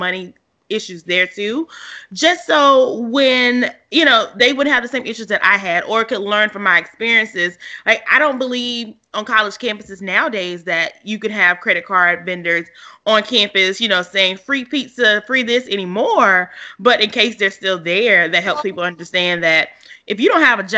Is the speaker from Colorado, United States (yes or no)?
no; Louisiana, United States; my hometown is like a college town, Louisiana